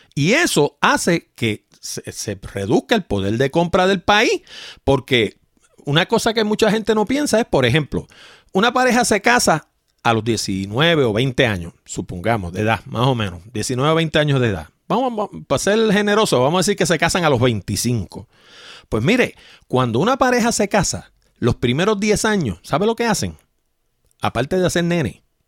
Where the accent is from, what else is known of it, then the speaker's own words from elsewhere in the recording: Puerto Rico; accent: puertorriqueño; yo tengo acento de puertorriqueño